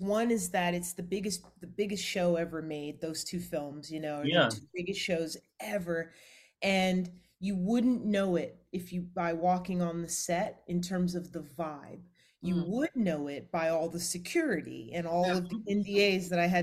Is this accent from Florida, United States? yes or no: no; Atlanta, Georgia, United States; moved away as an adult; also born or lived in Los Angeles, California; now in Orlando, United States; I'm from Atlanta